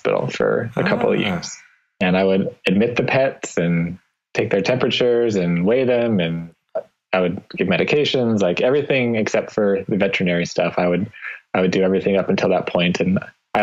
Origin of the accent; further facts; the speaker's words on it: Nampa, Idaho, United States; now in Boise, United States; I was born and raised about 15 miles from here in a town called Nampa, Idaho